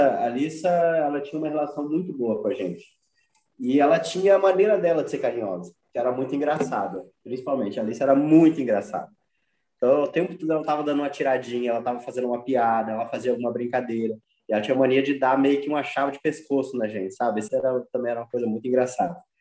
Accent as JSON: {"language": "Portuguese", "country": "Brazil", "said": "enquanto brasileira"}